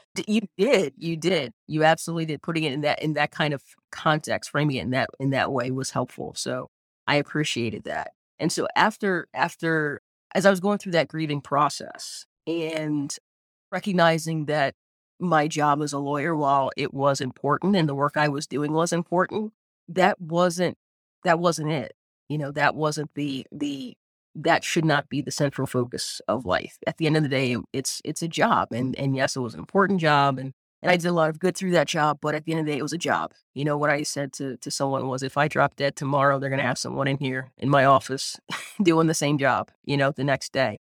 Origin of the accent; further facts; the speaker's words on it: Eastern Shore of Maryland, United States; I grew up on the eastern shore of Maryland, small town